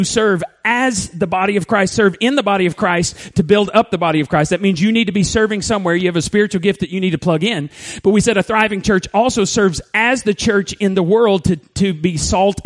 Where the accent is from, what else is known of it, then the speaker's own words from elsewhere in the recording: Borger, Texas, United States; moved away as an adult; In third grade, we moved to First Baptist, Borger, and I actually graduated high school there